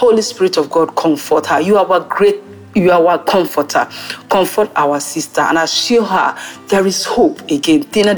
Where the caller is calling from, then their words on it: France; I'm calling in from France.